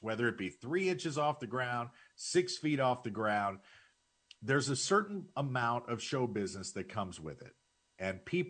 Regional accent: St. Louis, Missouri, United States; moved away; I grew up in St. Louis

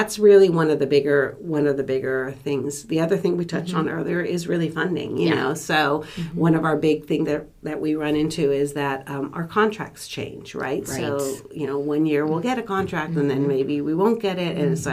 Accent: Sonoma County, California, United States; I was born and raised in Sonoma County

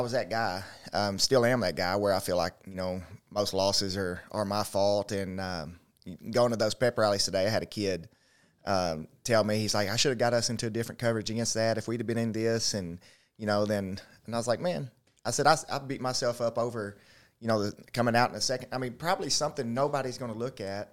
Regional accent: Little Rock, Arkansas, United States; born or raised there; also born or lived in Gillett, Arkansas / DeWitt, Arkansas

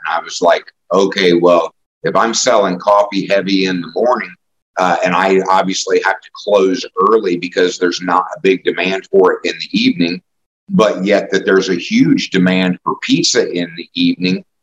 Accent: Indianapolis, Indiana, United States; also born or lived in Kokomo, Indiana; I, I, grew up in indianapolis

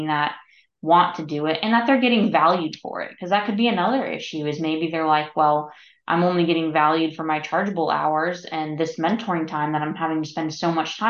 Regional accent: Tampa Bay area, Florida, United States; I'm from the Tampa Bay area

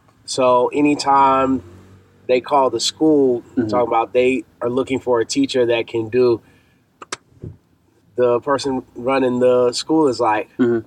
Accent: Atlanta, Georgia, United States; also born or lived in Washington, D.C.; now in Japan; I'm from Atlanta

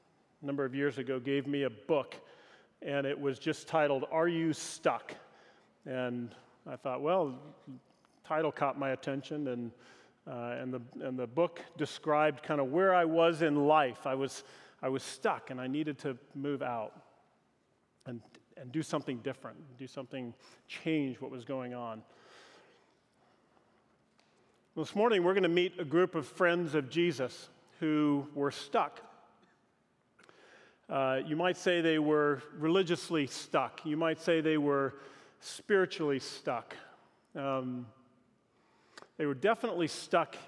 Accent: Pacific Northwest, United States; moved away; also born or lived in Southern California / Los Angeles; growing up in the Pacific Northwest

